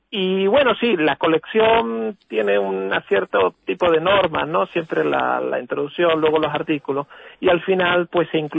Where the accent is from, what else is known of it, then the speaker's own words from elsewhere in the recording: Andalusia, Spain; accent: Andalusian; also born or lived in Barcelona; now in United States; vivo en Estados Unidos pero yo siempre digo que en verdad los que me cambiaron el acento fueron los catalanes, porque viví un año en Barcelona y me, maltrataron por mi acento andaluz.